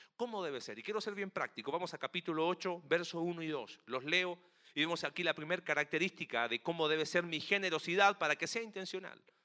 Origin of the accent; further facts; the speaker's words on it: Chile; Chile, en mi país